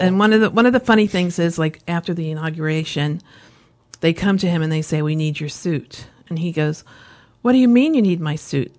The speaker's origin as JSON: {"language": "English", "area": "Lancaster County", "region": "Pennsylvania", "country": "United States", "tie": "born or raised there"}